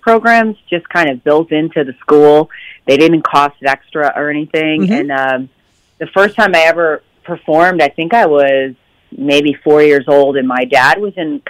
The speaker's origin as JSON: {"language": "English", "town": "Pattersonville", "region": "New York", "country": "United States", "tie": "born or raised there", "said": "I grew up in upstate New York in a really small town called Pattersonville."}